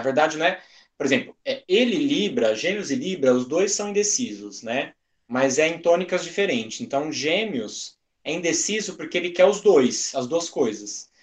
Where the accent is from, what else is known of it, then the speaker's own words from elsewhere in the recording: Brazil; a gente é brasileiro